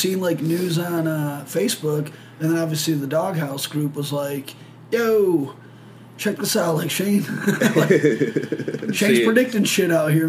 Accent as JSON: {"language": "English", "town": "Detroit", "region": "Michigan", "country": "United States", "said": "we're from Detroit."}